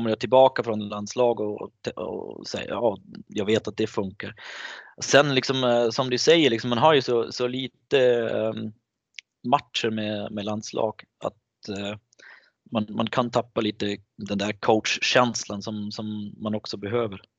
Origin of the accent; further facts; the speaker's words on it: Switzerland; Nej, jag, jag är ju schweizare, jag bor i Schweiz och jag älskar landet men när det kommer till landslag så är mitt hjärta såklart med Tjeckien nu.